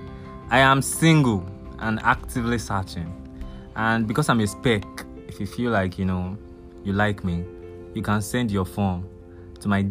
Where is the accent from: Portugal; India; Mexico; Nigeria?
Nigeria; Ibokun, Osun; I'm from Osun State, Ibokun Local Government, Ibokun Town to be precise